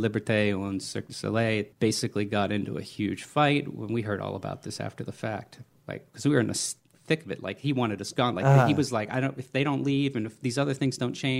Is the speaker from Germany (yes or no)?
yes; Germany; born there; I was born in Germany. My father was in the army on the GI Bill to get money for college.